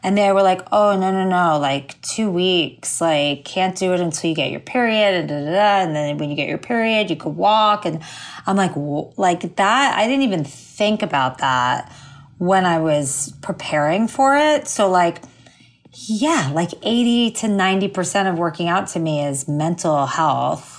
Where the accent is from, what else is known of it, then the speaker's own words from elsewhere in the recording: suburb of Fort Lauderdale, South Florida, United States; moved away as an adult; also born or lived in Miami / New York; now in Los Angeles, United States; I grew up in South Florida, like a suburb of Fort Lauderdale.